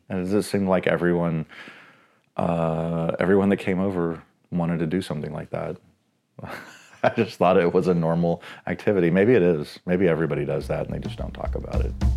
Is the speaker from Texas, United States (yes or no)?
yes; Dallas, Texas, United States; now in Seattle, United States; I grew up in White Rock Lake, which is, like, central Dallas